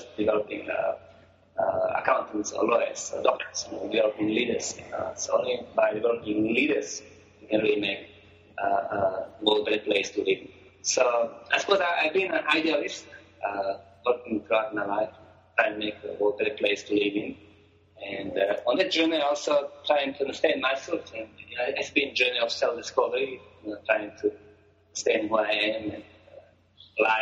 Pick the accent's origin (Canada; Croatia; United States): Croatia; moved away as an adult; now in South Africa; I was born in Croatia, a country called Croatia, a small country in Europe across Italy. And I came to Africa about 25 years ago.